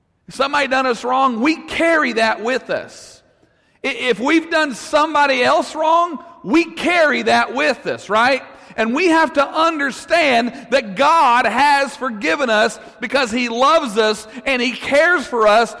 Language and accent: English; Russellville, Arkansas, United States; I'm from Russellville